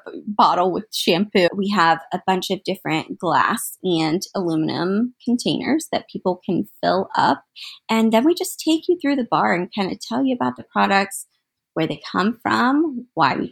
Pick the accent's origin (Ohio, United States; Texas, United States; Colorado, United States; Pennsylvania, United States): Ohio, United States; Central; I'm from Central Ohio, not from Columbus, but I'm from Central Ohio